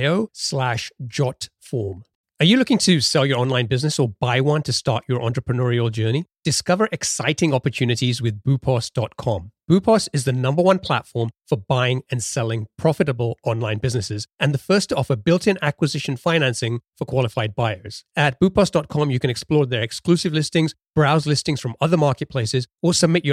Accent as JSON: {"language": "English", "region": "London", "country": "United Kingdom", "tie": "born or raised there", "moved": "as an adult", "lives_now": "Seattle area, United States", "said": "I grew up in London and spent most of my life out there"}